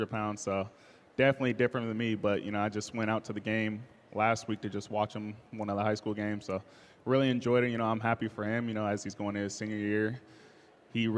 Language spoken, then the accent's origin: English; Southern California, United States; moved away as an adult; now in Seattle, United States; my hometown, California